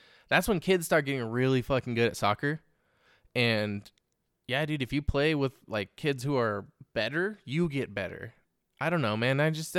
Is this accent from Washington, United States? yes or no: no; California, United States; I grew up in the Bay Area.